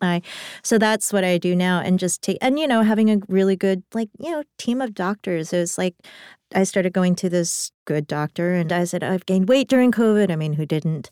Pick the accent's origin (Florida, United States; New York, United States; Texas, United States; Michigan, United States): New York, United States; New York City; as a New Yorker